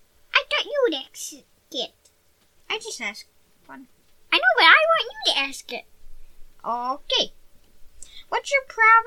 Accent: Birmingham, Alabama, United States; I was born there, too.

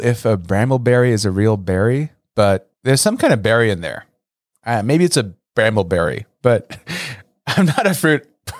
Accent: Los Angeles, California, United States; moved away; where I grew up in Los Angeles. Like in my neighborhood

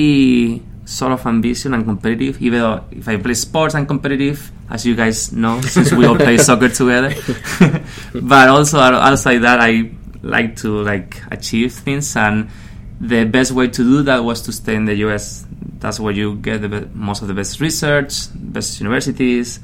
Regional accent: Canary Islands, Spain; English is a second language; moved away as an adult; also born or lived in Madrid, Spain / Manhattan, Kansas, United States; now in United States; I was born and raised in the Canary Islands

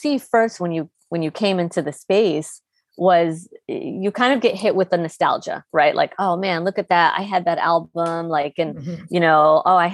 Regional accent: Chicago, Illinois, United States; the bedroom that I shared with my sisters growing up in Chicago in the '90s.

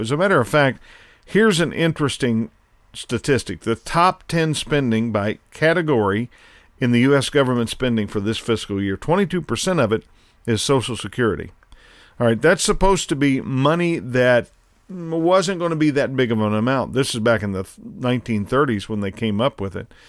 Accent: United States; as an American

